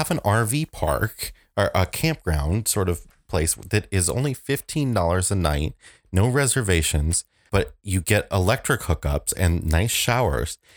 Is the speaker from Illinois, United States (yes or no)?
yes; Aurora, Illinois, United States; I'm from Aurora